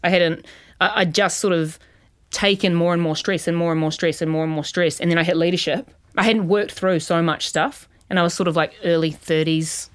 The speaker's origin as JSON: {"language": "English", "country": "New Zealand", "also_born_or_lived": "New York", "moved": "as an adult", "lives_now": "Australia", "said": "as a New Zealander, because I'm a New Zealander"}